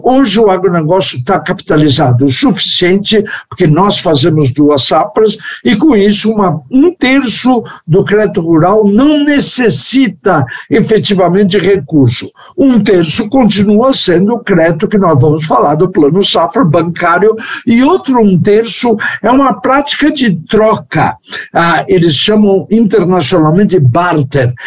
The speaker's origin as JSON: {"language": "Portuguese", "country": "Brazil", "said": "sou brasileiro"}